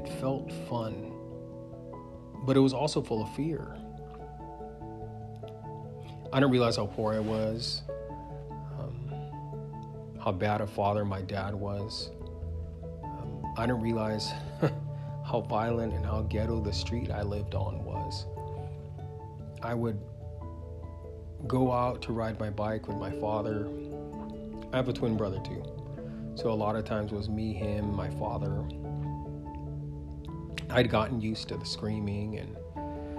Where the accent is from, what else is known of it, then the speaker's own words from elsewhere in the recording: Vallejo, California, United States; I was born in the Bay Area of California, a city called Vallejo